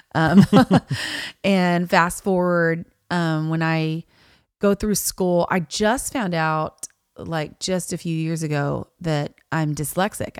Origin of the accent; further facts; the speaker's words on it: Niceville, Florida, United States; I grew up in Niceville